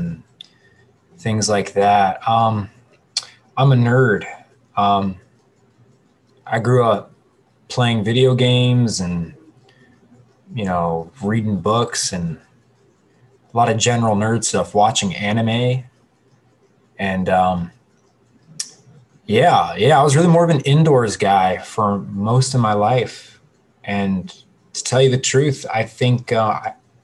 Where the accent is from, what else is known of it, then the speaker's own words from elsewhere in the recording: Cleveland, Ohio, United States; I am born and raised in the west side of Cleveland, Ohio